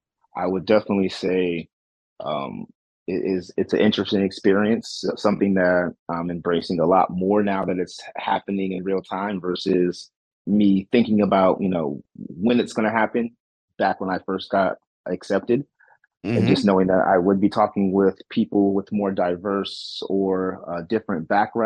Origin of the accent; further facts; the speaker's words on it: San Antonio, Texas, United States; now in Cleveland, United States; So me being an army brat, because my mother was in the military, and that's why I'm originally from San Antonio, Texas, and I ended up moving to Cleveland.